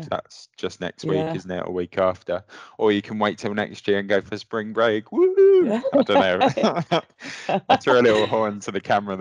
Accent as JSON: {"language": "English", "town": "Luton", "region": "East of England", "country": "United Kingdom", "tie": "born or raised there", "also_born_or_lived": "London / Hull", "moved": "as an adult", "lives_now": "England", "said": "I'm from down south, obviously. I grew up in Luton and Dunstable and worked in London"}